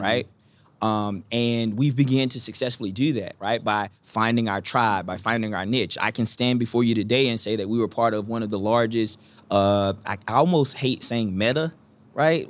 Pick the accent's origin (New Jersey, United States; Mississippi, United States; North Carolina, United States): North Carolina, United States; Eastern; I'm from Eastern North Carolina